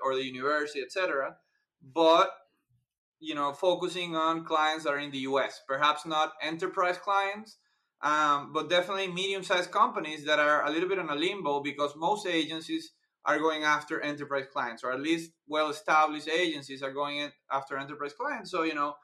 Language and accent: English; Venezuela; moved away as an adult; now in Chicago, United States; we're both from Latin America, from Venezuela